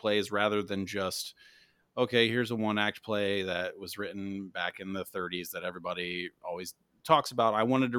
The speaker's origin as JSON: {"language": "English", "region": "Indiana", "country": "United States", "tie": "born or raised there", "said": "but for me, where I grew up in Indiana, if people think of like plays, they think of Broadway and musicals"}